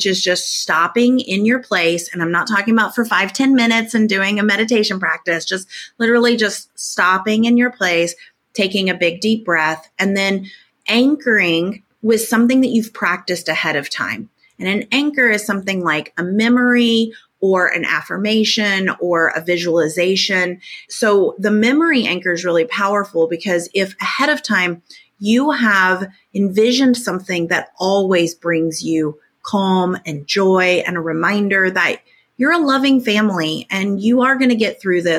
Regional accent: Tornado Alley, United States; now in Little Rock, United States; I grew up in Tornado Alley. I live in Tornado Alley again. We actually just had a tornado rip through Little Rock where I live just recently

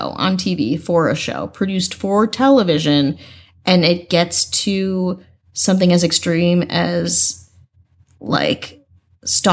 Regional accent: Midwest, United States; I'm from the Midwest.

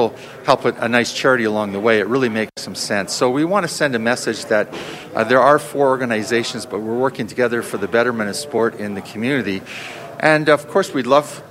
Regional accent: Edmonton, Alberta, Canada; I was born in Edmonton. I was born in Inglewood a long time ago

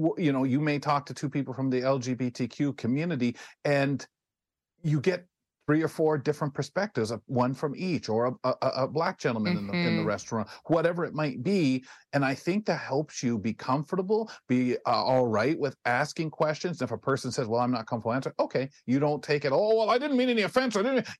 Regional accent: London, Ontario, Canada; I'm 2 hours from Detroit, and a lot of London, Ontario's influence has been Detroit since I was a little boy

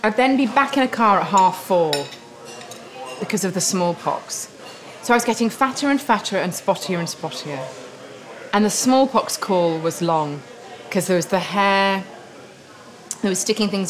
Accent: Beverley, Yorkshire and the Humber, United Kingdom; moved away; also born or lived in Pocklington; I was from Beverly in East Yorkshire

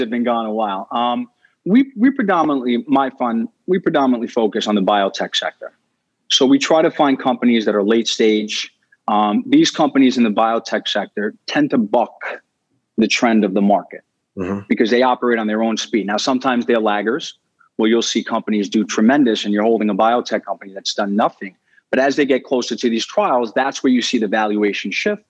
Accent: New York City, New York, United States; I was born in Brooklyn, Staten Island.

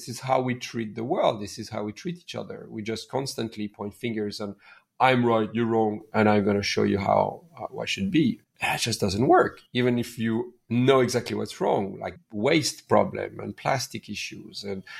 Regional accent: near Paris, Île-de-France, France; moved away as an adult; also born or lived in India / Laos; now in Bali, Indonesia; I raised and born in near Paris

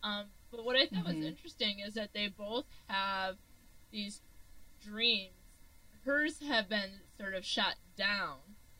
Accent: Michigan, United States; growing up in Michigan, this might be stereotypical

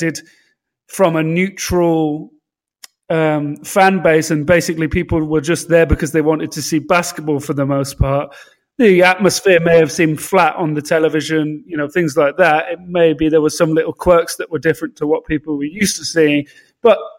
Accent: London, United Kingdom

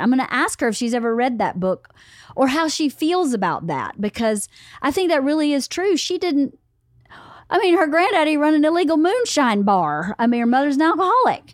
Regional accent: the South, United States; I grew up in the South

